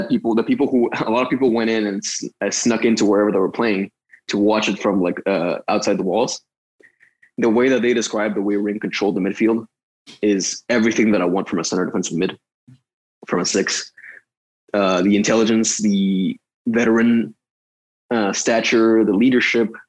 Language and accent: English; Dallas, Texas, United States; moved away as an adult; also born or lived in Austin, Texas; I'm from Dallas, so I watched a little bit of FC Dallas here and there